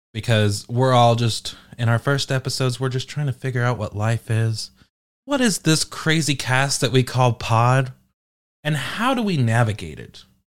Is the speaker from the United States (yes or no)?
no; United Kingdom; I'm British